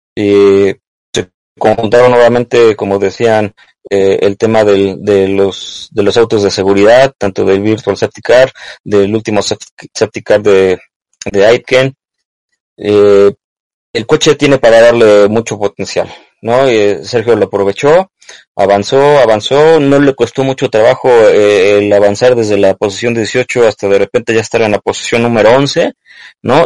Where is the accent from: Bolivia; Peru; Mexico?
Mexico; como mexicanos, como latinos